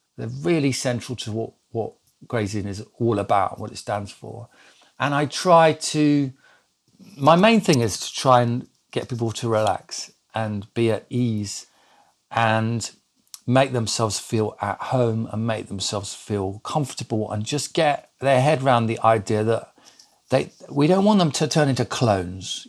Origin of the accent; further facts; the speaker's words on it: Lincolnshire, East Midlands, United Kingdom; I was brought up in Lincolnshire because I say Master